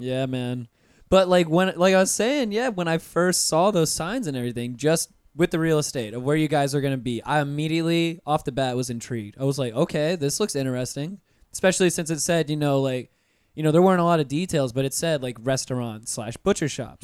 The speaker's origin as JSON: {"language": "English", "town": "Pensacola", "region": "Florida", "country": "United States", "tie": "born or raised there", "moved": "yes", "lives_now": "Orlando, United States", "said": "I grew up in Pensacola, like, right on the beach"}